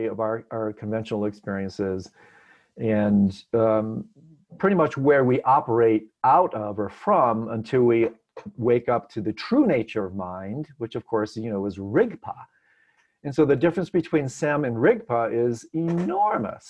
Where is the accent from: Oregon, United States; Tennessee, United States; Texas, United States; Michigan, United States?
Michigan, United States; Detroit; moved away; I'm from Detroit.